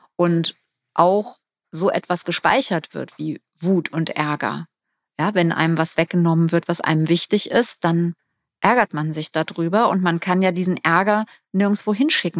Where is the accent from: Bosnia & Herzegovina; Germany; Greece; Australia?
Germany; wir als Deutsche